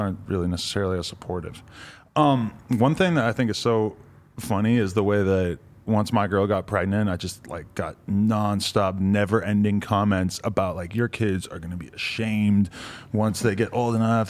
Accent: New Hampshire, United States; New Hampshire, where I'm from as well

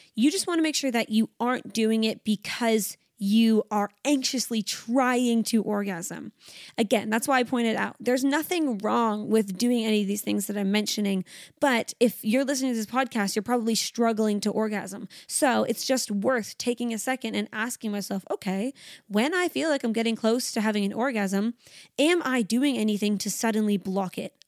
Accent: Canada; now in Sydney, Australia; I am Canadian. I live in Sydney, Australia

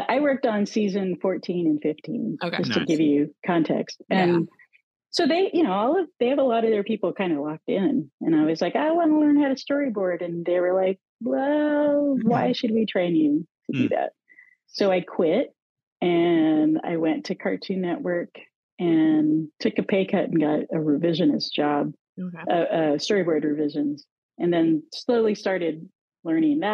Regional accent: Texas, United States; I'm from Texas

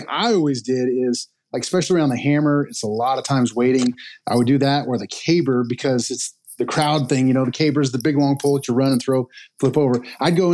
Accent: Missouri, United States; I'm from Missouri, live in Missouri

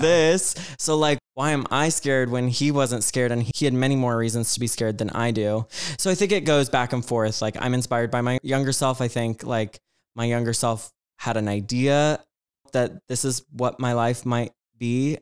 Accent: Georgia, United States; I grew up in Georgia

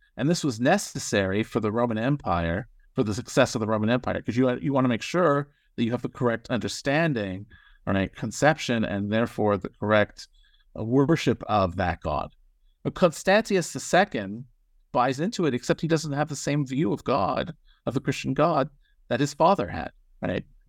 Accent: Toronto, Ontario, Canada; moved away; I grew up in Toronto, Canada

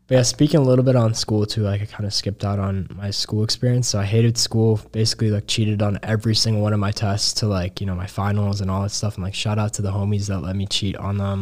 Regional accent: Chicago, Illinois, United States; I was young from Chicago

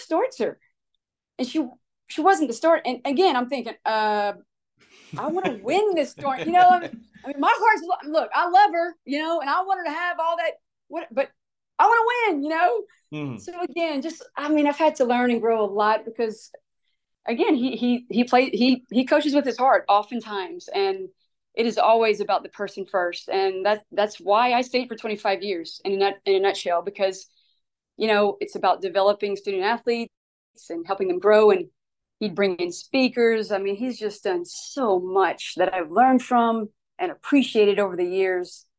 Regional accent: Louisiana, United States; now in Alabama, United States; I'm from Louisiana

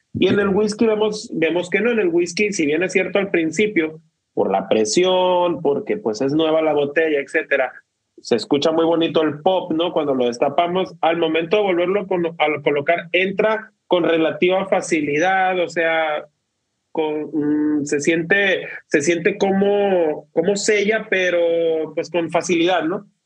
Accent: Mexico; somos mexicanos

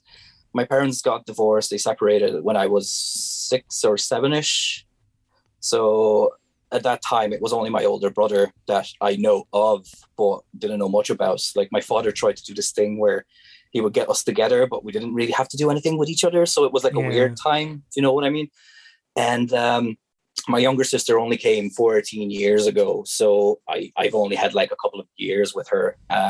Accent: Pécel, Pest, Hungary; born or raised there; English is a second language; moved away as an adult; now in Ireland

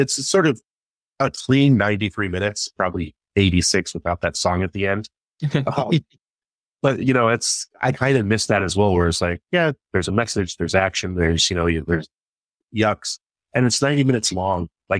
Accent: Pacific Northwest, United States; I mean, it looks like literally the town I grew up in the Pacific Northwest.

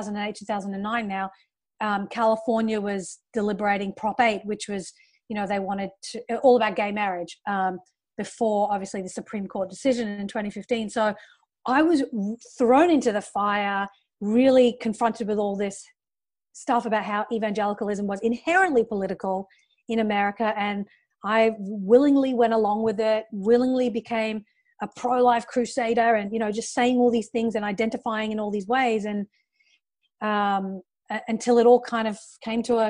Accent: Australia; moved away as an adult; also born or lived in United Kingdom; now in Los Angeles, United States; I was growing up in Australia

